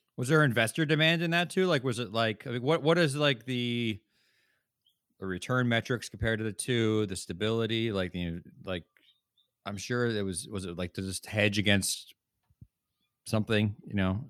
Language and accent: English; East Coast, United States; now in Bay Area, United States; I grew up in the East Coast, and I live in Northern California now.